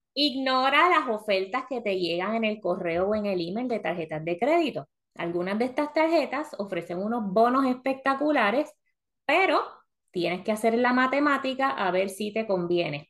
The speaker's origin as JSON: {"language": "Spanish", "country": "Puerto Rico", "moved": "as an adult", "lives_now": "Florida, United States", "said": "venimos de Puerto Rico que tenemos Plaza Carolina, Plaza Las Américas, para nosotras que somos del área metropolitana"}